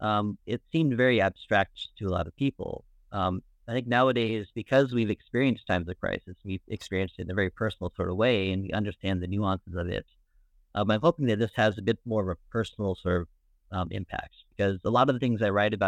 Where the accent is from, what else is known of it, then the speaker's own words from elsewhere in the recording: Phoenix, Arizona, United States; moved away as an adult; also born or lived in Tucson, Arizona / Beirut, Lebanon; now in Dublin, Ireland; I was originally born in Phoenix, Arizona, and went to school at the University of Arizona in Tucson